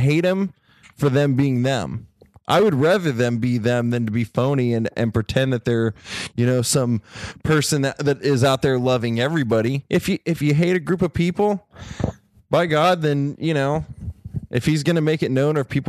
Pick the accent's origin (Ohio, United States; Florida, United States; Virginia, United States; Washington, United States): Ohio, United States; I come from Ohio